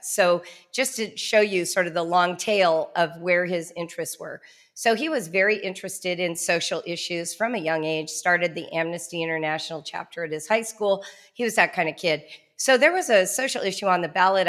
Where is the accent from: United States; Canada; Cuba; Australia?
United States; Southern California; I grew up in Southern California in the nineteen seventies